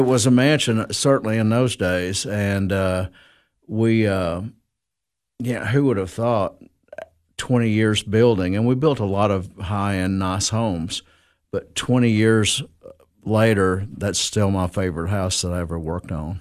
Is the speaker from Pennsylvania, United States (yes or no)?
no; Cookeville, Tennessee, United States; I am from Cookville, uh, Putnam County. Uh, been here all my life